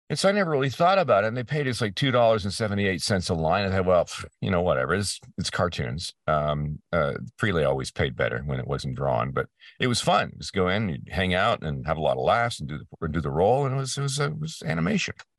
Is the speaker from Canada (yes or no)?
yes; Peterborough, Ontario, Canada; my hometown in Canada, uh, place called Peterborough, uh, in Ontario